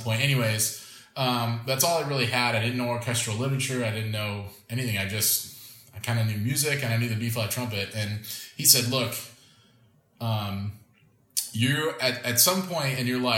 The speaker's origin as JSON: {"language": "English", "area": "a small town about 2 hours from Orlando", "region": "Florida", "country": "United States", "tie": "born or raised there", "said": "Disney World in Orlando, Florida, which was about a 2-hour drive from my hometown"}